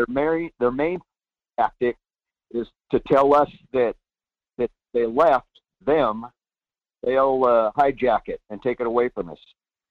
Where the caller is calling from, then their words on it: Soldotna, Alaska, United States; from Soldotna.